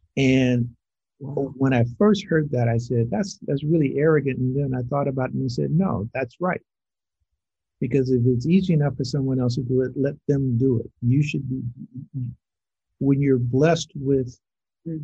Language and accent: English; Los Angeles, California, United States; also born or lived in Little Rock, Arkansas / Montreal; I'm not born and bred in, Los Angeles. Don't have the born part, but I was bred here